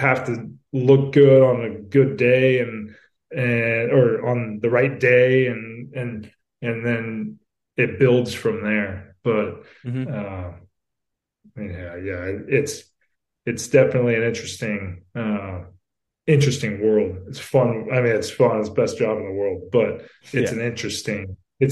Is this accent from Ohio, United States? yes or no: no; Southern California, United States; I'm from Southern California and know this area pretty well